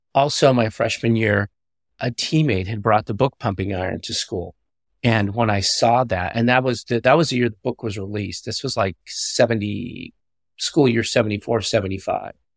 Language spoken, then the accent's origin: English; Southern California, United States; growing up in Southern California